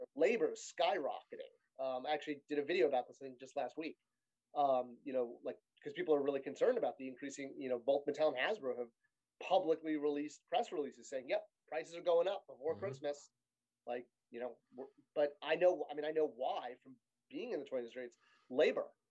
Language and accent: English; Connecticut, United States; I grew up in Connecticut